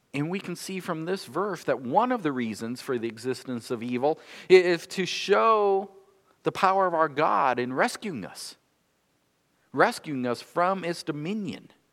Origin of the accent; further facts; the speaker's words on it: North Dakota, United States; now in Michigan, United States; I've lived more of my years here in Michigan than I lived in my home state of North Dakota, but I still feel like I'm a North Dakotan